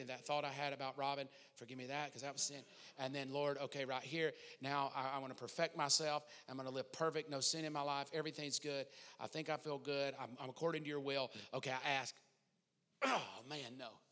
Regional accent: the South, United States; growing up in the South, growing up in church

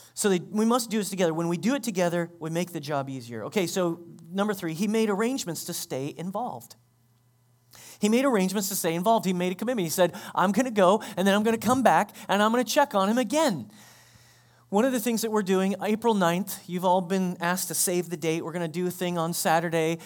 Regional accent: United States; We, as American Christians

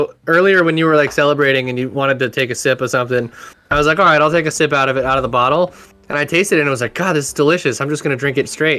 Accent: Humboldt County, California, United States; my hometown of Humboldt County up here.

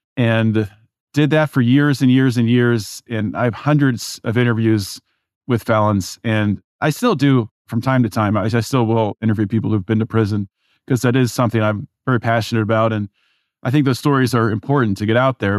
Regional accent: Pittsburgh, Pennsylvania, United States; moved away as an adult; also born or lived in California; I was raised in Pittsburgh, as we were talking pre show raised in suburbia

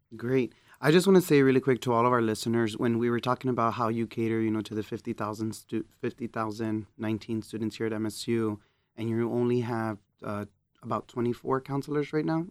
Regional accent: Texas, United States; moved away; I'm from Texas

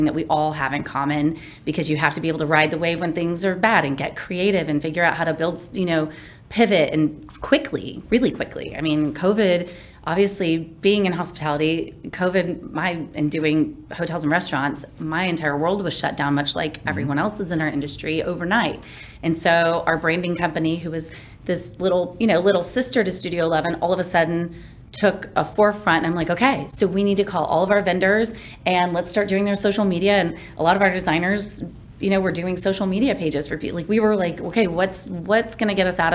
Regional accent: Kansas, United States; now in Dallas, United States; growing up in Kansas

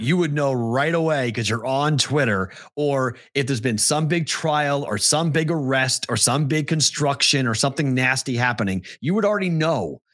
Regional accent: East Coast, United States; moved away; also born or lived in Omaha / Des Moines; we grew up that way on the East Coast. But when I moved to the Midwest

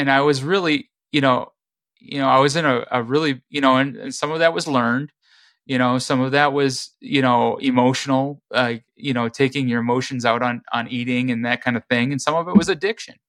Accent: Midwest, United States; growing up in the Midwest

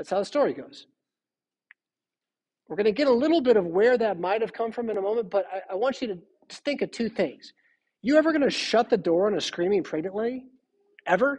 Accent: California, United States; now in Rockford, United States; I'm from California, so we go down to places, I guess. I don't know how I grew up saying going down

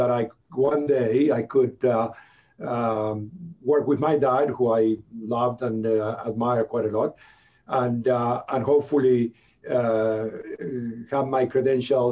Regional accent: Buenos Aires, Argentina; moved away as an adult; also born or lived in Vancouver, Canada; now in Canada; I'm originally from Buenos Aires, Argentina.

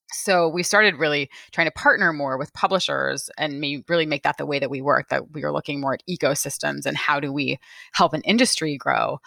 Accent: California, United States; my very favorite bookstore where I grew up in California

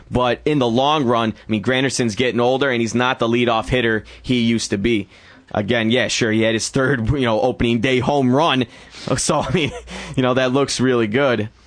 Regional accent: Hartland, Michigan, United States; Uh, okay. My hometown.

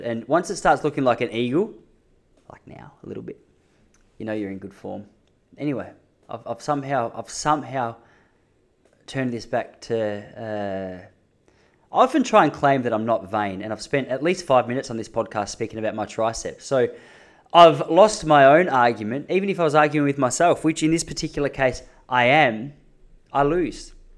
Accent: Melbourne, Victoria, Australia; I'm from Melbourne

